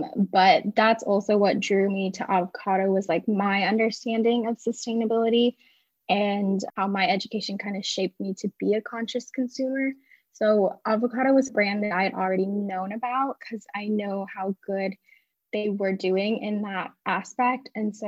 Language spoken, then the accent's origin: English; San Diego, California, United States; Yeah, I'm calling in from San Diego, California. I was born and raised here, but I left for college, so I just moved back for the position that I'm